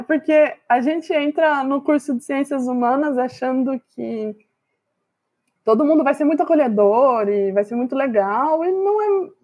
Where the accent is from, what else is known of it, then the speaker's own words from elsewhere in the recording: Campinas, São Paulo, Brazil; Campinas é a cidade onde eu nasci